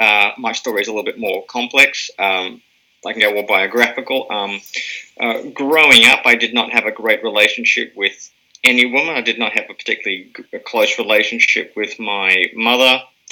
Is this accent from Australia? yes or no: no; Germany; born there; Yes, I was born in Germany. My dad was serving in the British Army at the time.